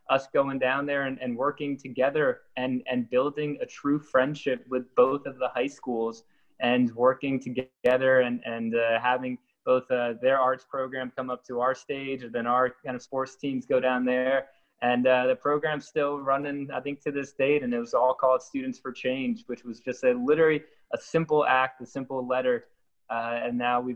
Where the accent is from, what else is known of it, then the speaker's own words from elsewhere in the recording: New Jersey, United States; I grew up in New Jersey, kind of in the horse country world of New Jersey